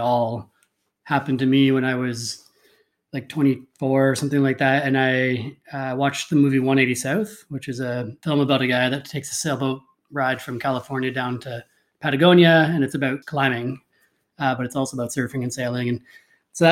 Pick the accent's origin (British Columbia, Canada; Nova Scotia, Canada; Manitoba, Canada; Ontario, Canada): Ontario, Canada; Port Elgin; moved away as an adult; also born or lived in Vancouver; now in Vancouver Island, Canada; I'm originally from Ontario too, even though we met in BC, from a small town called Port Elgin, which is on Lake Huron.